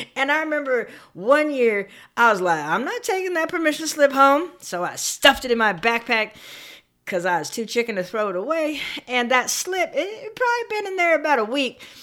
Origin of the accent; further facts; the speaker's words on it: San Bernardino, California, United States; I grew up in Southern California in a town called San Bernardino